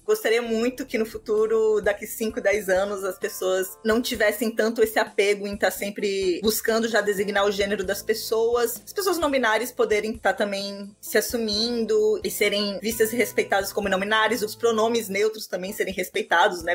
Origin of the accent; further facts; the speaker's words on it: Natal, Rio Grande do Norte, Brazil; eu sou de Natal, do Rio Grande do Norte